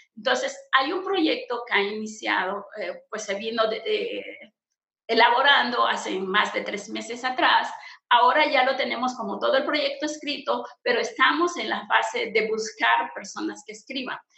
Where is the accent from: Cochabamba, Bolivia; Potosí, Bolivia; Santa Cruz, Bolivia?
Santa Cruz, Bolivia; soy boliviana, pertenezco a la Iglesia Menonita en Bolivia eh, más propiamente en Santa Cruz, en el departamento de Santa Cruz